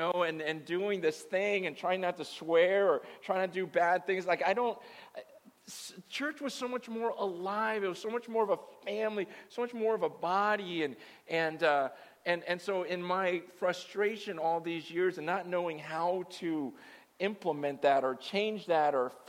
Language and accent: English; San Francisco, California, United States; born there; Do you know I was born in Chinatown? Yeah, I was born in the hospital in Chinatown. My mother died giving birth to me in Chinatown.